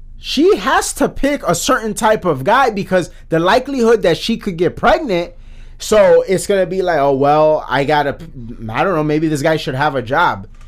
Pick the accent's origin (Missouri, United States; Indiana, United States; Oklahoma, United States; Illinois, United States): Illinois, United States; Chicago; We're from Chicago